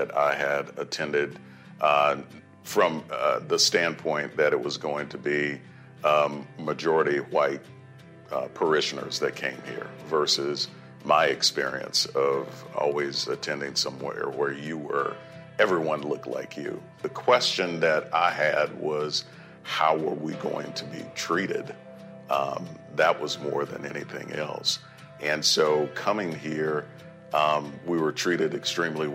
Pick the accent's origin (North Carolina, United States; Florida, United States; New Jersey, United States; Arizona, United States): North Carolina, United States; Wilson; I grew up in Wilson, North Carolina